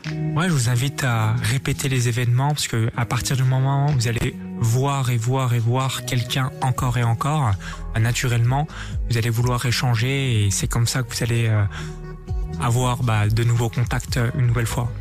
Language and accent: French; France; Je suis français